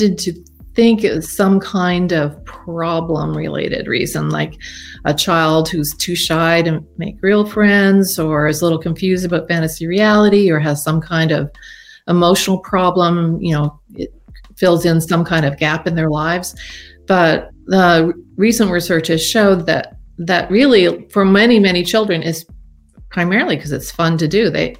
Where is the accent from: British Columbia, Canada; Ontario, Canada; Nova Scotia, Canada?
Nova Scotia, Canada; moved away as an adult; also born or lived in Oregon, United States; I'm from Nova Scotia, but I've been working at the University of Oregon since 1985